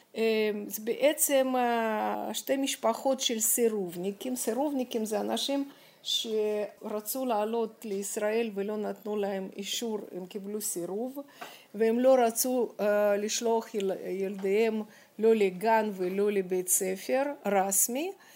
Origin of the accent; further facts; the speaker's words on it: Moscow, Russia; Hebrew is a second language; moved away as an adult; also born or lived in Kyiv, Ukraine / Jerusalem, Israel; now in Israel; נולדתי בקייב, כי אימא שלי, אה, רצתה להוליד אותי בקרבת משפחתה, ואז אחרי שלושה חודשים, אה, חזרנו למוסקבה. ושם בעצם, אה, גרתי שלושים שנה